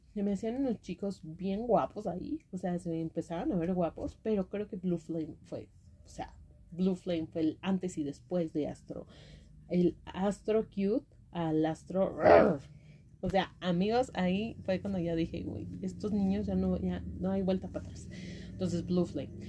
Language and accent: Spanish; Mexico; las que somos de México